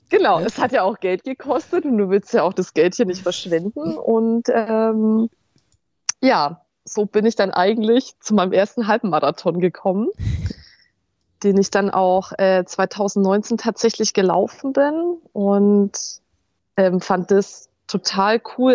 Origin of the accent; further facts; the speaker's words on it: Fürth, Bavaria, Germany; moved away; meine alten Heimat in Fürth